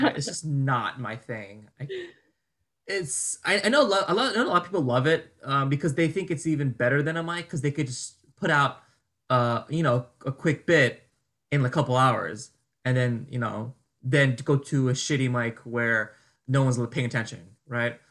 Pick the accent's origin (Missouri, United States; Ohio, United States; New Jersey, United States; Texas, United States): New Jersey, United States; moved away as an adult; now in New York, United States; I'm from Jersey. My family's from Jersey